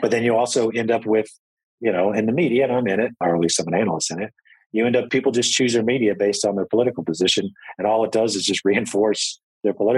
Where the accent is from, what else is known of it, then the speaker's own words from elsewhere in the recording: United States; I'm American